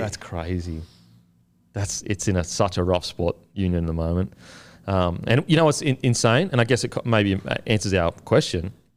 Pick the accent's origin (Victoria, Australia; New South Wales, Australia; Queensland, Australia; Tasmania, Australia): Queensland, Australia; I'm a Queenslander